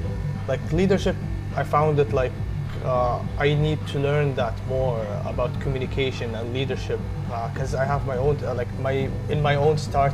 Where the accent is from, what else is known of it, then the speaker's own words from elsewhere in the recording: Saudi Arabia; now in Dublin, Ireland; I'm 24 years old, studying business and management in Dublin, Ireland. I'm from Saudi Arabia